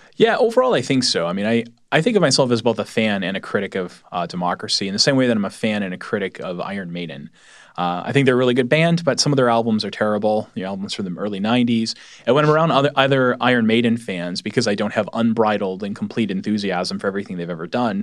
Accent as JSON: {"language": "English", "region": "New England", "country": "United States", "said": "I'm from New England"}